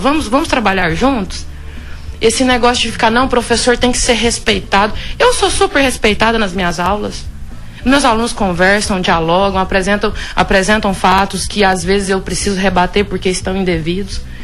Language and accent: Portuguese; Vila Rica, Mato Grosso, Brazil; moved away as an adult; also born or lived in Goiás; Eu sou filha de Vila Rica, né? Eu morei aqui a minha infância inteira